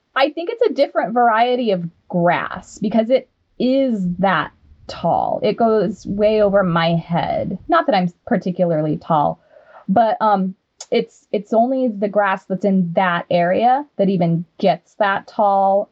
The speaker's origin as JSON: {"language": "English", "region": "Wyoming", "country": "United States", "tie": "born or raised there", "said": "I'm from Wyoming and grew up on seven acres."}